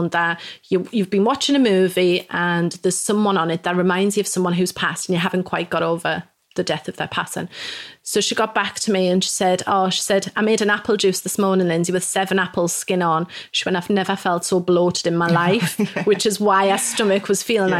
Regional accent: Newcastle upon Tyne, North East England, United Kingdom; moved away as an adult; also born or lived in Mexico / Manchester / Peterborough; now in York, United Kingdom; I'm from Newcastle originally

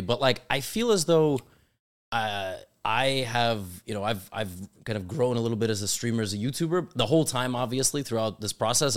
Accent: New York City, New York, United States; I'm born and raised in New York City

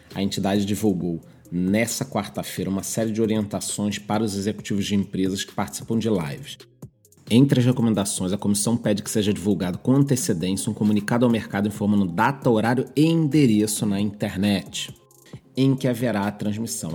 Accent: Rio de Janeiro, Brazil; Como carioca, eu

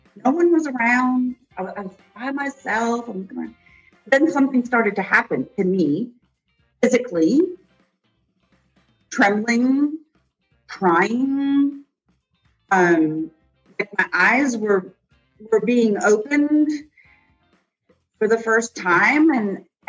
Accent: upstate New York, United States; I grew up in upstate New York, which is called the Snow Belt.

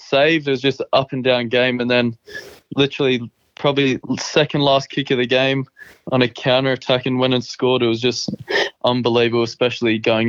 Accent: England, United Kingdom; Growing up, I was obsessed over in the UK

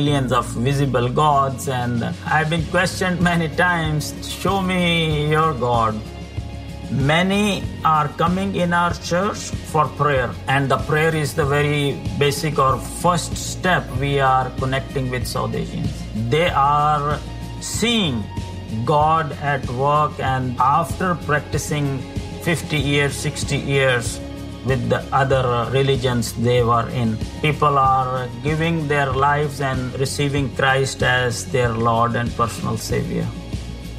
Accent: Pakistan; moved away as an adult; now in Vancouver, Canada; I'm from Pakistan, and due to the persecution, I was forced to move to Canada

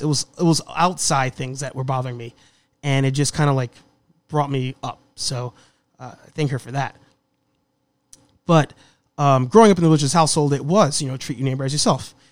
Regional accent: New York City, New York, United States; The Bronx.

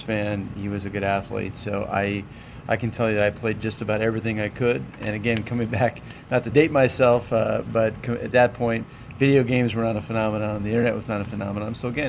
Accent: Danville, California, United States; also born or lived in San Diego, California; I was born in San Diego. I lived in San Diego, California until I was about 8 years old. My dad worked with Pacific Bell, Pacific Telephone, and he was transferred to San Francisco. So I spent really my formative years, 8 to 18, in Danville, California

